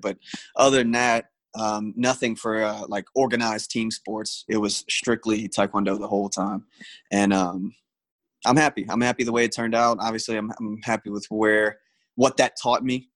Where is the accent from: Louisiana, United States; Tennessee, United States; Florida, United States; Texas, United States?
Louisiana, United States; Destrehan; also born or lived in St. Rose, Louisiana; went to school, grew up in Destrehan